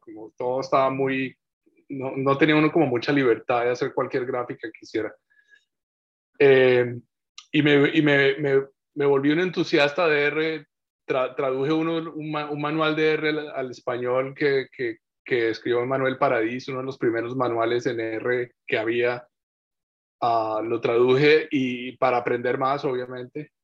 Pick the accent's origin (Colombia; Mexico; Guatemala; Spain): Colombia; moved away as an adult; now in Takoma Park, United States; yo nací en Colombia.